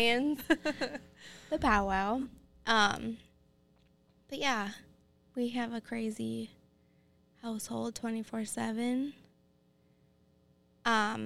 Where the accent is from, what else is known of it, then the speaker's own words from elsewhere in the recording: Duluth, Minnesota, United States; also born or lived in Cloquet, Minnesota; I grew up in Duluth